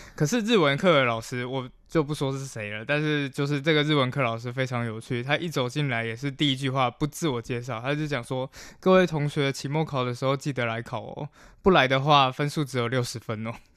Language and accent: Chinese; Taiwan; moved away as an adult; also born or lived in Germany; 我原本一刚开始也是一个在台湾一般长大的小孩